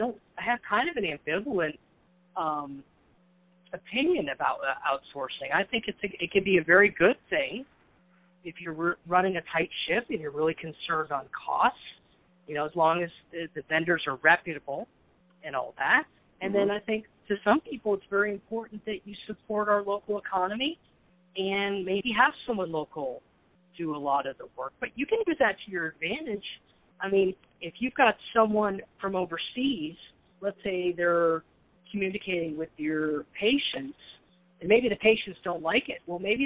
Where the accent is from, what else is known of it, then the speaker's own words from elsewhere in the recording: Vermont, United States; And then I go back to Vermont, where I'm from, and people say, boy, you don't sound like you're from up here.